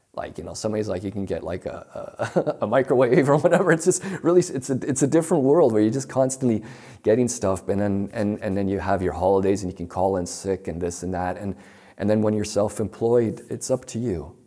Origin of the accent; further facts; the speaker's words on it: Toronto, Ontario, Canada; I'm from Toronto, um, Canada, Toronto, Ontario. The neighborhood I grew up with, it's sort of working class.